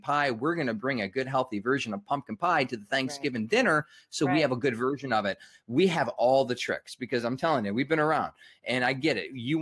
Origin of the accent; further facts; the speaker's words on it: Michigan, United States; I'm from Michigan, we call it pop